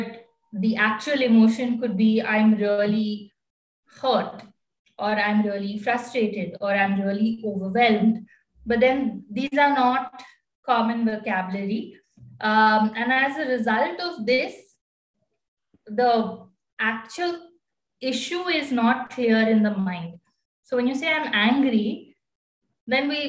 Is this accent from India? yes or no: yes; Bangalore, Karnataka, India; I'm basically from Bangalore.